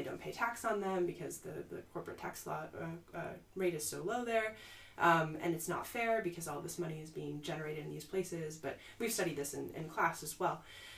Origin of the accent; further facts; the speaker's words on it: Midwest, United States; Like, I'm from the Midwest, where a lot of people, their jobs were displaced by globalization.